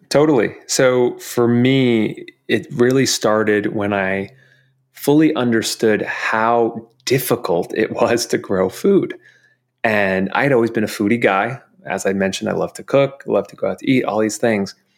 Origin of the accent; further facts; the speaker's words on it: New York, United States; growing up in New York, you know, we'd go see a Broadway show